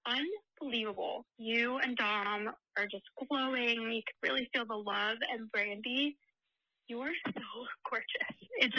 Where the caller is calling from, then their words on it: Arizona, United States; I'm calling from Arizona.